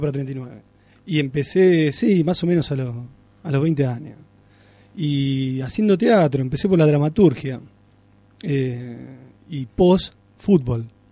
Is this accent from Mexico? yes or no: no; Alcorta, Santa Fe, Argentina; Yo nací en Alcorta, que es un pueblo acá